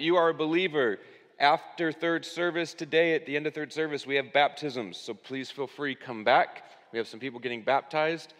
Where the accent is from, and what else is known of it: United States